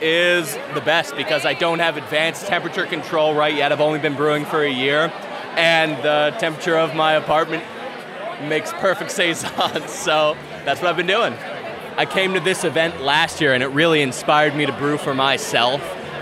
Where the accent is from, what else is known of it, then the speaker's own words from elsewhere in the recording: Philadelphia, Pennsylvania, United States; moved away as an adult; now in Baltimore, United States; I'm from Philadelphia. I've been living in Baltimore for a couple years now